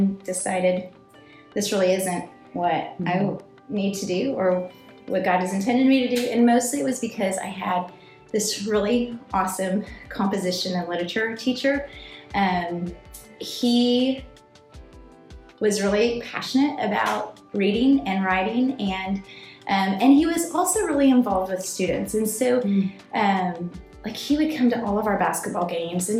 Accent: Nebraska, United States; moved away as an adult; also born or lived in Houston, Texas; now in Arlington, United States; I grew up in Nebraska, in a very rural and remote part of Nebraska

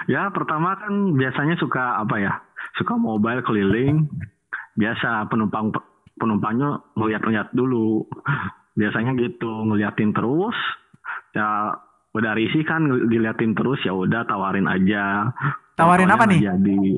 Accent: Cimahi, West Java, Indonesia; Bukan Bandung, Cimahi, Bandung kok Cimahi.

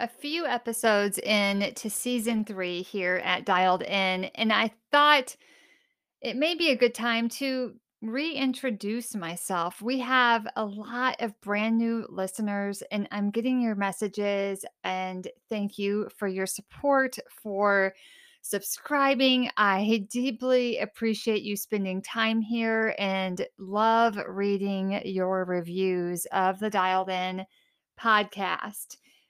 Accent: Illinois, United States; also born or lived in Carbondale, Illinois; So I was born in Carbondale, Illinois, and raised in Southern Illinois.

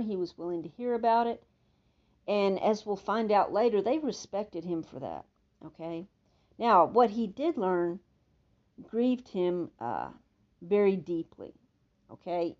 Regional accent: Texas, United States; accent: Texan; like a Texan

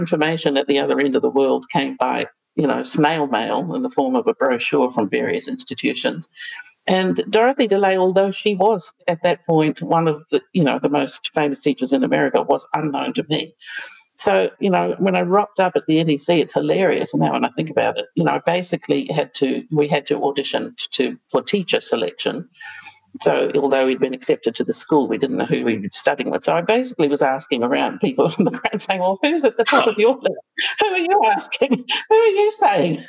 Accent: New Zealand; moved away as an adult; also born or lived in United States; now in Australia; coming from particularly a tiny country like New Zealand, or growing up in New Zealand

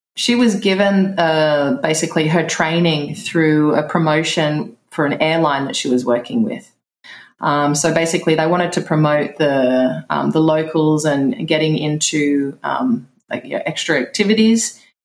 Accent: Melbourne, Victoria, Australia; moved away as an adult; also born or lived in Thailand / Egypt / Italy; now in Tulum, Mexico; Yeah, I grew up in Melbourne, just out of the city in Melbourne. Yeah, so it's cold there.

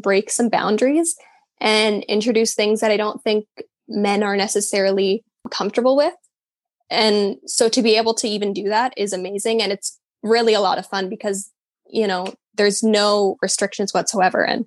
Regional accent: Calgary, Alberta, Canada; moved away as an adult; now in Vancouver, Canada; I'm originally from Calgary and I moved to Vancouver. I've been here almost 2 years now

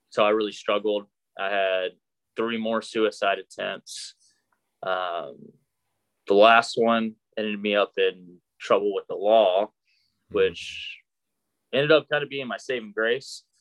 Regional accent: Arkansas, United States; born there; so I was born in Arkansas. Uh, my dad is career Army. He's still actually serving. So I grew up all over the world.

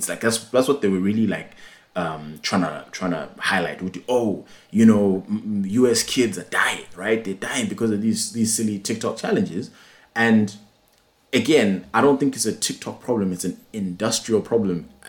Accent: Singapore; firstly, I'm Singaporean

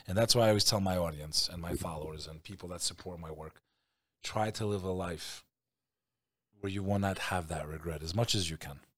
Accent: United States; I'm American

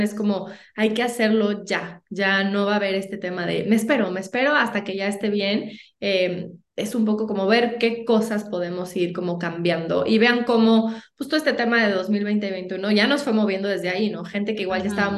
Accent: Mexico; como buenos mexicanos, no nos gusta

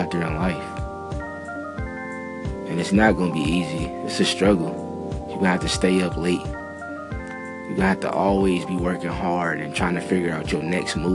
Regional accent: Minneapolis, Minnesota, United States; I was born in North Minneapolis. And it really wasn't that much positivity around there

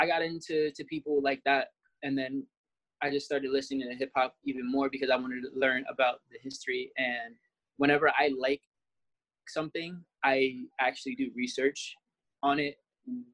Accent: Jamaica; we're both Jamaican

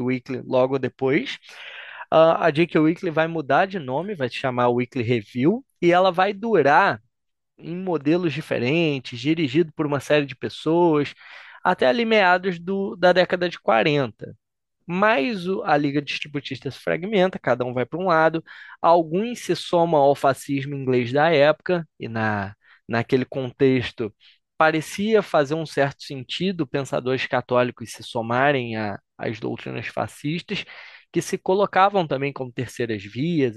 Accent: Brazil; also born or lived in Argentina; somos nós brasileiros

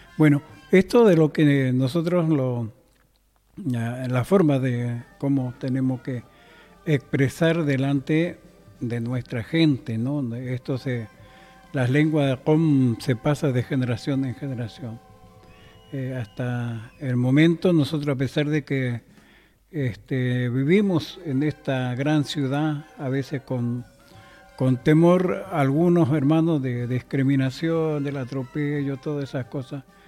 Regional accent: Chaco, Argentina; moved away; nosotros somos del, norte, del Chaco

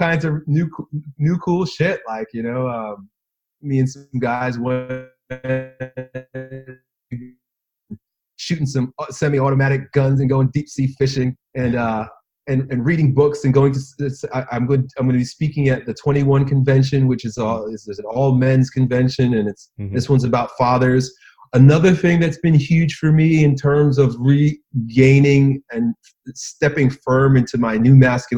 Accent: United States; I grew up in American public schools

